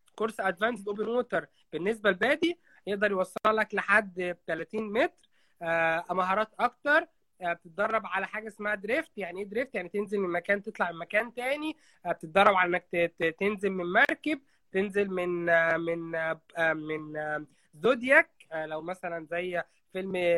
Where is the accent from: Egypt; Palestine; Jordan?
Egypt; Qena, Upper Egypt; now in Dahab, Egypt; انا جناوي انا صعيدي